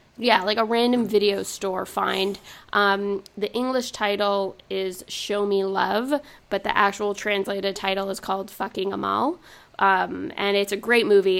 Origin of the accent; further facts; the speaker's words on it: Montreal, Quebec, Canada; now in United States; growing up in Montreal